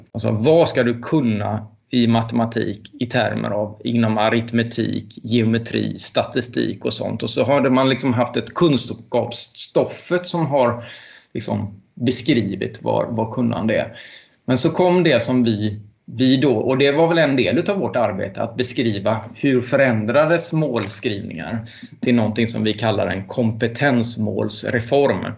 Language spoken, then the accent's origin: Swedish; Ljungskile, Västra Götaland, Sweden; also born or lived in Uddevalla; jag gick gymnasiet i Uddevalla och tillbringade väldigt mycket tid när jag växte upp på Ljungskile folkhögskola